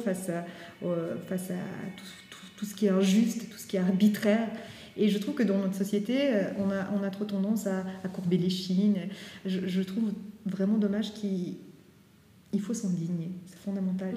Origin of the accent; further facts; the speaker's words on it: Valais, Switzerland; moved away as an adult; also born or lived in Geneva; now in Lausanne, Switzerland; je suis originaire du Valais